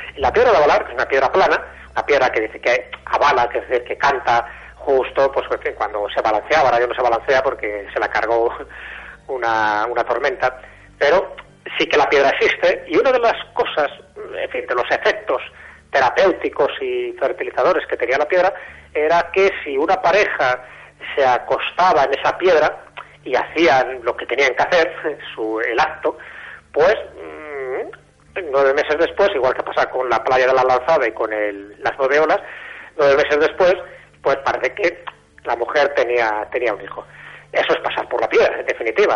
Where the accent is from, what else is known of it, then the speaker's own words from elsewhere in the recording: Castile and León, Spain; yo soy de León